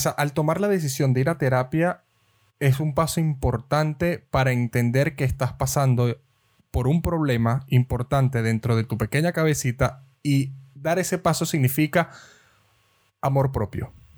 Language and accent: Spanish; Venezuela; moved away; nosotros que somos venezolanos